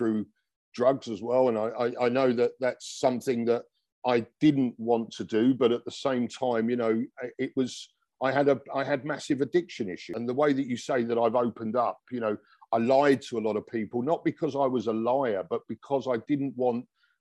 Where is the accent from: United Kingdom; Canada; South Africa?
United Kingdom; London; now in Dubai, United Arab Emirates; he came from where I came from in London